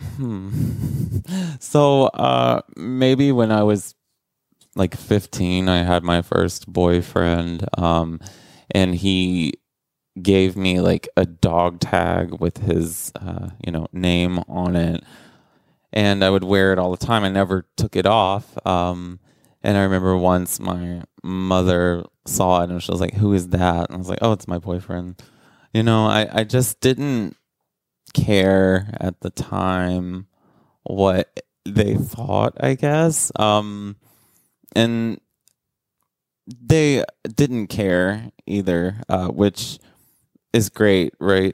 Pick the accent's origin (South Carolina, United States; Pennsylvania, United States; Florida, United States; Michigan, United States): South Carolina, United States; rural; moved away as an adult; also born or lived in Atlanta; now in New York City, United States; I grew up in rural South Carolina